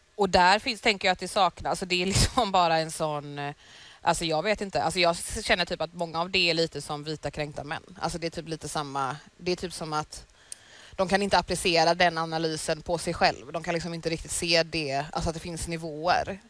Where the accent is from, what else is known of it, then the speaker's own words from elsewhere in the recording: Sweden; jag är född i Sverige